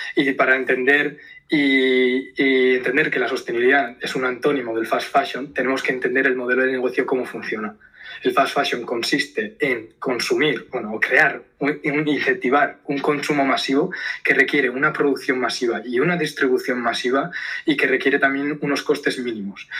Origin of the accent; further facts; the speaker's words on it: Zumaia, Basque Country, Spain; soy del, del País Vasco, de Zumaya, de, un pueblo pequeñito aquí en la costa vasca